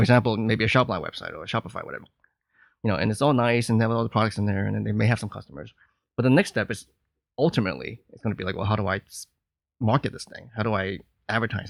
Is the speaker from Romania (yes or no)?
no; New York, United States; moved away as an adult; now in Hong Kong; I'm from New York